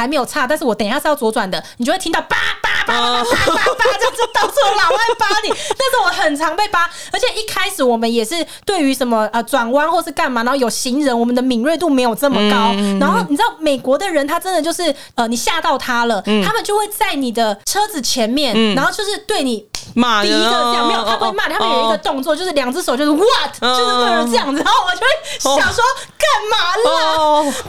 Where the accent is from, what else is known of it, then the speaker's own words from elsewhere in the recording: Taiwan; 我们台湾这边